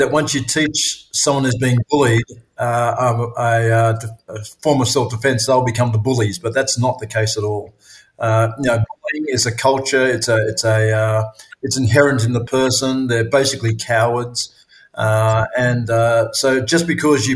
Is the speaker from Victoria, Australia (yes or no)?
no; Sydney, New South Wales, Australia; I grew up in Sydney, in the western suburbs of Sydney, in a very blue-collar area called Picnic Point.